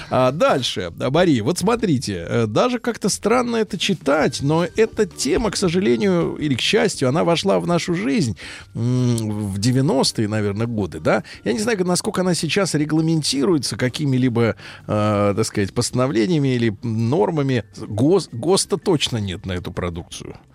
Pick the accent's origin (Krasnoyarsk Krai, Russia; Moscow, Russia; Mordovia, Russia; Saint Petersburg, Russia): Saint Petersburg, Russia; Я из Ленинграда.